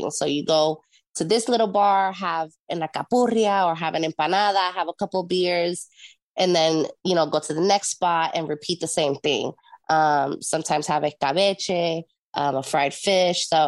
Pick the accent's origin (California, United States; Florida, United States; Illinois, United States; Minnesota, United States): California, United States; Long Beach; born there; also born or lived in Puerto Rico; now in Jacksonville, United States; I'm a Navy brat, as they say. Um, I was born in Long Beach, California, but I was raised around the world.